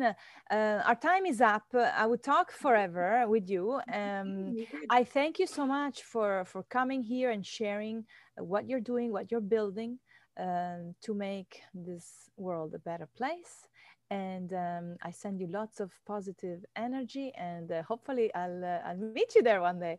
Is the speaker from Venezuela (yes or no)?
yes; Venezuela; now in Key Biscayne, United States; I was born in Venezuela